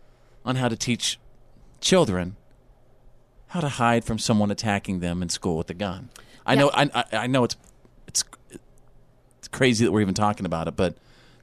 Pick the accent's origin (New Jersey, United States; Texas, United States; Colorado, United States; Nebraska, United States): Texas, United States; when I was growing up in North Texas, we always had our tornado warning drills.